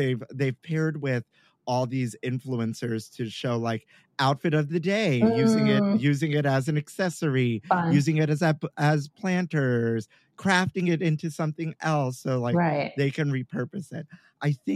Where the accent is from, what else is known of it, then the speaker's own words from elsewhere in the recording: New York City, New York, United States; I'm born and raised in Brooklyn